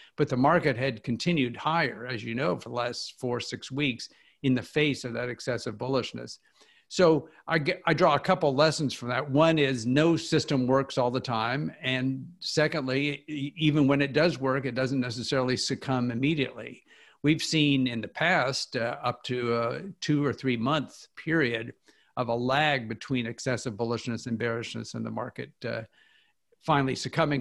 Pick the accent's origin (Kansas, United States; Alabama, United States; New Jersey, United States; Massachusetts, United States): Kansas, United States; moved away as an adult; also born or lived in Philadelphia / Oxford, England / Washington, D.C.; now in Chapel Hill, United States; I grew up in Kansas